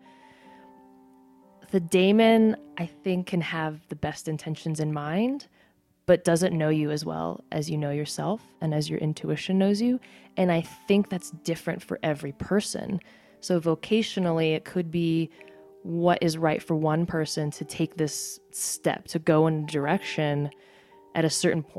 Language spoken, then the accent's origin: English; United States; My mom's Korean and my dad's American. I am both Korean and I'm American